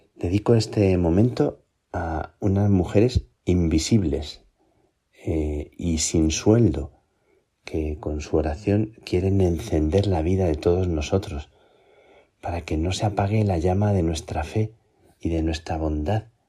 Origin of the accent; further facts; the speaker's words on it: Plasencia, Extremadura, Spain; moved away; estoy en Plasencia, estoy en mi tierra, de nuevo, antes de salir para Chile.